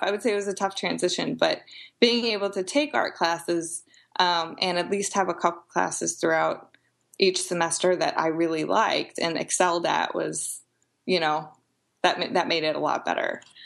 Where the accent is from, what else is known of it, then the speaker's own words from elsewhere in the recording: Edwardsville, Illinois, United States; now in Peoria, United States; I grew up in Edwardsville, uh, Glen Carbon area, which is about 20 minutes outside of St. Louis.